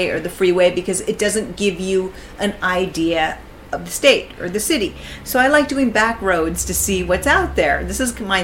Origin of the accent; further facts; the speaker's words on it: West Coast, United States; moved away; I'm from the West Coast originally